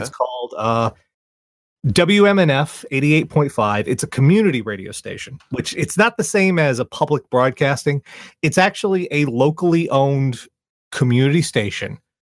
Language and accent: English; Charleston, South Carolina, United States; here in my hometown of Charleston